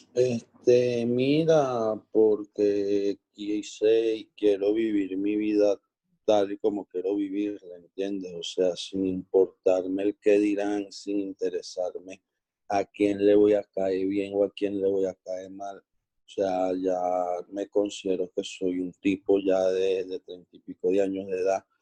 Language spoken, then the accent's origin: Spanish; Venezuela; somos, somos coterráneos, somos venezolanos